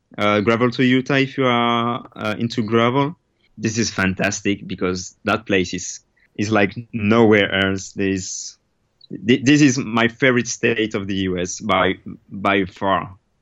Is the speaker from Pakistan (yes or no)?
no; Belgium; I'm from Belgium